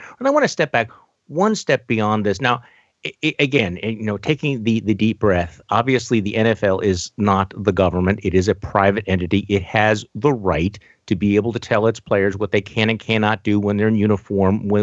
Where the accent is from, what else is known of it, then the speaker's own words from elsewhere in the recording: Milwaukee, Wisconsin, United States; my hometown in Milwaukee